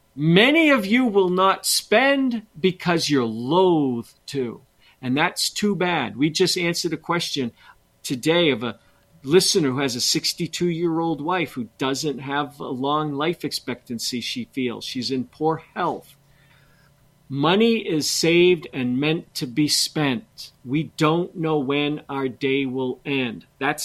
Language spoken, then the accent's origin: English; Montrose, Colorado, United States; And I grew up in Montrose.